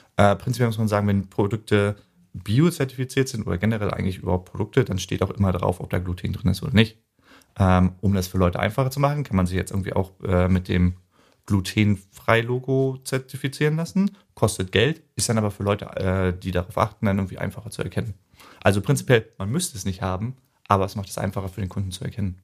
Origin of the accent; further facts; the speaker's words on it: Neubrandenburg, Mecklenburg-Vorpommern, Germany; ich stamme gebürtig aus Neubrandenburg